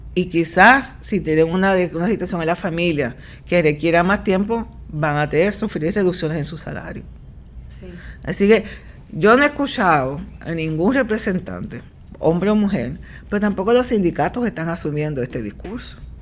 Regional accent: Puerto Rico; also born or lived in Nashville, Tennessee, United States / New Haven, Connecticut, United States; ese es el perfil real de nuestra población

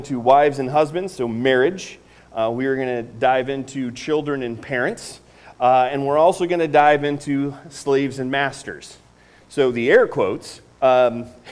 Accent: Northeast Indiana, United States; I grew up in Northeast Indiana. I'm from Northeast Indiana

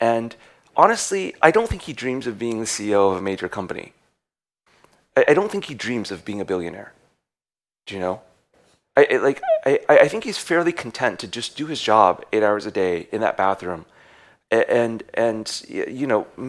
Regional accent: United States; we're American

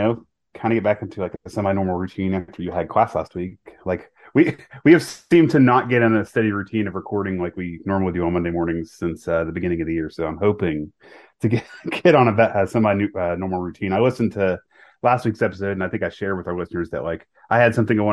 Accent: Mississippi, United States; I'm from Mississippi and not from Louisiana

